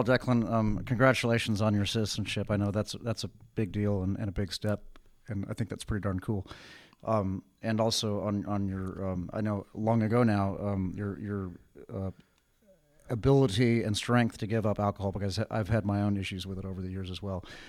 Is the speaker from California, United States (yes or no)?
yes; Richmond, California, United States; also born or lived in Berkeley; I was born in Berkeley, but I grew up in Richmond.